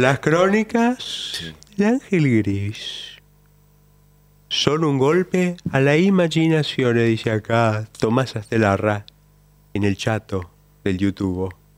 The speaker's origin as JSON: {"language": "Spanish", "region": "Buenos Aires", "country": "Argentina", "said": "de Flores"}